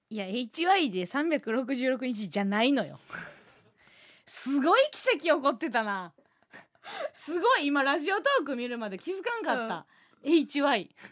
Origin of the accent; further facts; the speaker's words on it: Kansai, Osaka, Japan; moved away; 今一度地元大阪関西での知名度を上げるべく